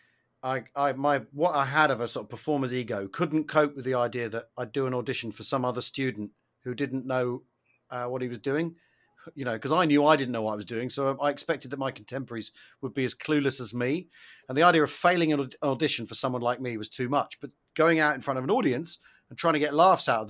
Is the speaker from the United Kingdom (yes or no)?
yes; United Kingdom; being British